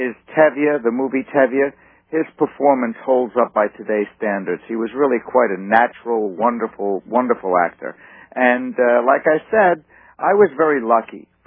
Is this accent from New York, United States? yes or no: yes; New York, United States; I grew up on Second Avenue